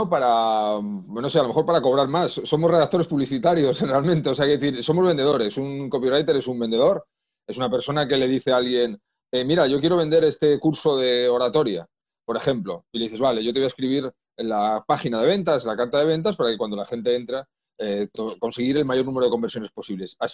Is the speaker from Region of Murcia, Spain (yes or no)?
no; Madrid, Community of Madrid, Spain; born there; accent: Asturian; now in Asturias, Spain; Eh, nací en Madrid, he estado en muchísimos sitios, eh, aunque no me guste nada viajar, pero por, temas de la vida he estado en, en, bastantes sitios viviendo, pero yo nací en Madrid. Ahora llevo varios años ya en Asturias.